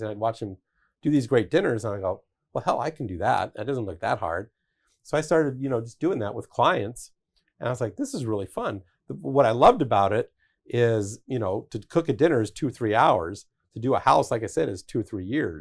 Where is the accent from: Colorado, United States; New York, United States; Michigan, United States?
Colorado, United States; Denver; I grew up in Denver